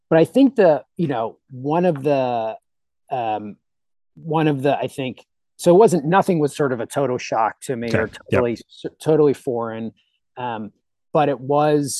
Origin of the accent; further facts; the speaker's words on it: Pittsburgh, Pennsylvania, United States; I grew up in Pittsburgh